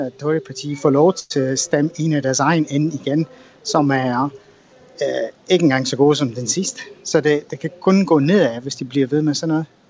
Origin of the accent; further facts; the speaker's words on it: Scotland, United Kingdom; som skotte